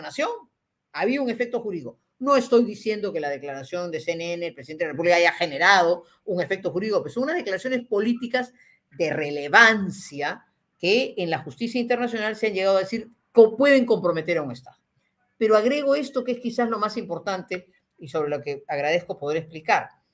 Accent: Peru; como peruana

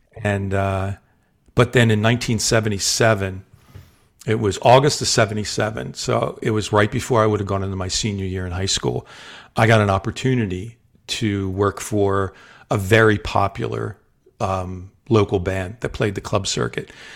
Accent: Delaware, United States; also born or lived in South Jersey; my formative years, like junior high, high school, all that, I grew up in Delaware

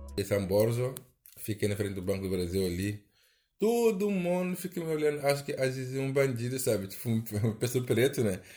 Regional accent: Senegal; Portuguese is a second language; moved away as an adult; now in Brazil; minha casa lá no meu país

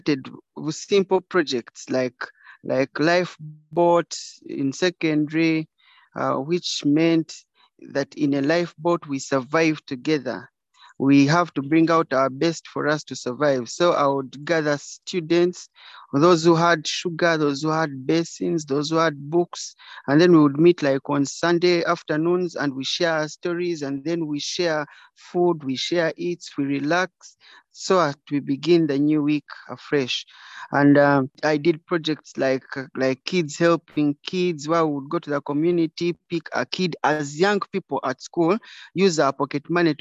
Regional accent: Kabale, Western Region, Uganda; I was born in Kabale, and my parents died when I was young. So I was raised by community

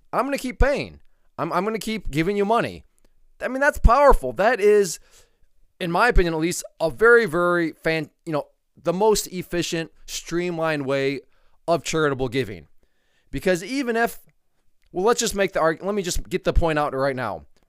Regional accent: United States; as an American

